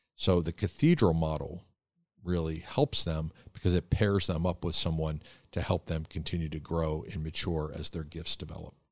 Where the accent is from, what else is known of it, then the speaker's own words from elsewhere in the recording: Philadelphia, Pennsylvania, United States; we're both from the Philadelphia area